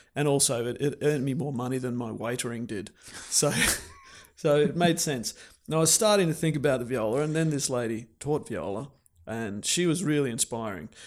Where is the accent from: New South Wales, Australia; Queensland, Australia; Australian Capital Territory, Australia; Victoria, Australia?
Australian Capital Territory, Australia; Canberra; moved away as an adult; also born or lived in Brisbane, Australia; I grew up in Canberra